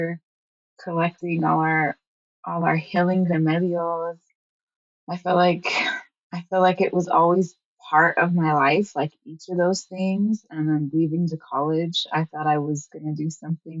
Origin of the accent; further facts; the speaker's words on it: Chamisal, New Mexico, United States; I'm calling in from a small village named Chamisal. It is in Taos County, New Mexico. And it is actually where I've spent majority of my life